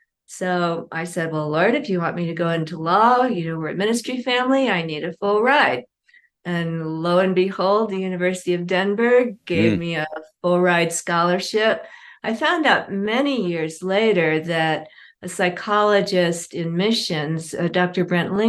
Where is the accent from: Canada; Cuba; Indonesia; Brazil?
Indonesia; Well, I grew up in Indonesia. My parents were doing work with an unreached people group